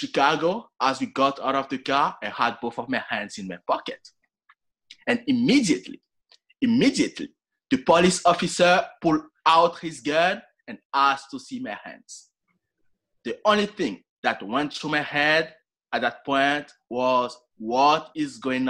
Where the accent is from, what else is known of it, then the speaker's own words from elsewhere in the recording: Montreal, Quebec, Canada; And I'm from Montreal. If you have ever been to Canada in the first place during the winter, you know how cold it is.